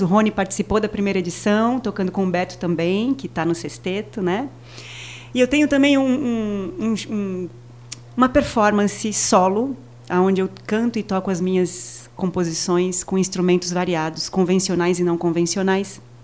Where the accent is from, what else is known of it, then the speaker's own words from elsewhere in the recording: São Paulo, Brazil; moved away as an adult; now in Maceió, Brazil; eu sou paulista, paulistana, moro aqui há 14 anos.